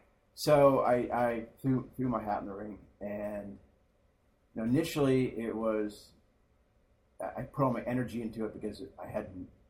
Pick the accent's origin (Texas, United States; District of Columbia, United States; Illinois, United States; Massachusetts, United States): District of Columbia, United States; Washington; also born or lived in Palo Alto, California / Taiwan; And grew up in D.C. Moved there. We were there in the late 70s, and I was there all the way through high school.